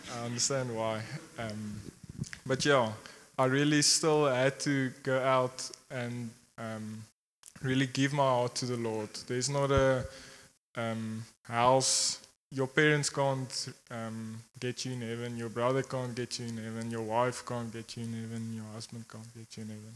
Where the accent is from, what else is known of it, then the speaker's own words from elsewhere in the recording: Secunda, Mpumalanga, South Africa; I grew up here in Secunda